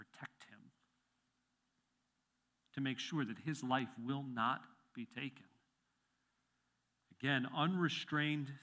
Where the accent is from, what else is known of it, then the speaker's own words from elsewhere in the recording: Illinois, United States; moved away as an adult; also born or lived in Chester County, Pennsylvania; now in Pennsylvania, United States; I was born and raised in Illinois until I turned 22, and I've lived in Pennsylvania for the rest of my time.